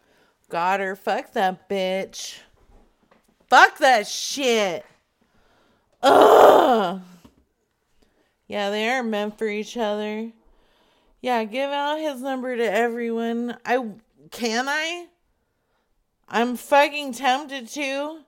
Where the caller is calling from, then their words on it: Livonia, Michigan, United States; I'm in Livonia right now, you piece of shit.